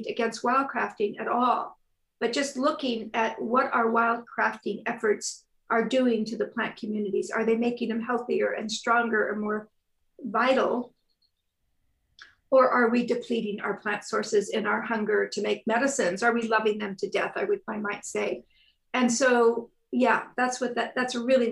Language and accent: English; Northern California, United States; moved away as an adult; I grew up in Northern California